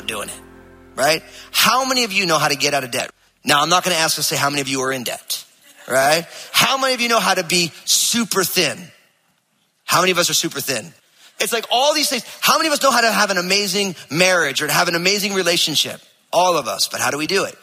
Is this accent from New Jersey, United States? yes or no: yes; New Jersey, United States; I'm from New Jersey